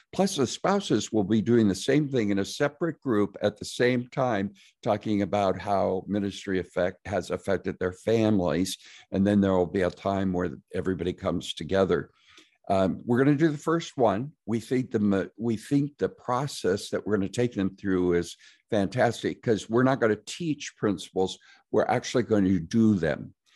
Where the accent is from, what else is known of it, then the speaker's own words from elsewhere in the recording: Nebraska, United States; I'm from Nebraska